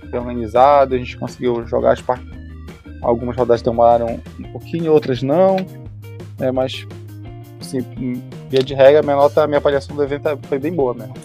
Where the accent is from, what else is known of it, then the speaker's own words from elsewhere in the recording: Macapá, Amapá, Brazil; moved away as an adult; now in Belém, Brazil; Eu sou natural de Macapá, mas eu moro em Belém é, desde esse desse período, né? É, vim morar para cá para fazer a faculdade